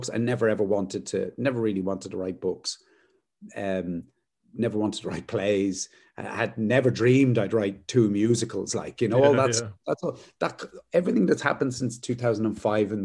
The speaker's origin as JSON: {"language": "English", "town": "Luton", "region": "East of England", "country": "United Kingdom", "tie": "born or raised there", "also_born_or_lived": "London", "said": "I was born in London, and we moved to Luton when I was probably about 4 or 5 years old. Yeah. And had a very kind of Irish upbringing in Luton"}